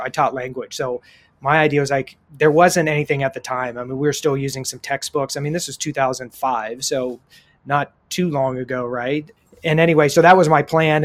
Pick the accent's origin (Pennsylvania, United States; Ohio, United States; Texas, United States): Ohio, United States; Columbus; now in San Diego, United States; I grew up in Columbus, Ohio